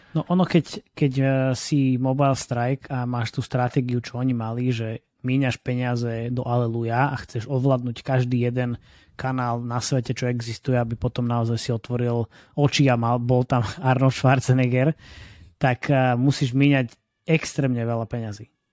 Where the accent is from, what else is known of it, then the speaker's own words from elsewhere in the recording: Trnava, Trnava Region, Slovakia; som z Trnavy